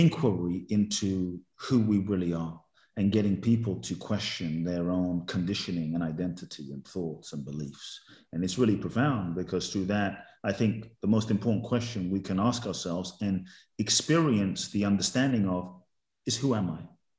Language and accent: English; Ghana; I think I was a very fun loving kid and I would love to get to exhibit even more of that fun in my life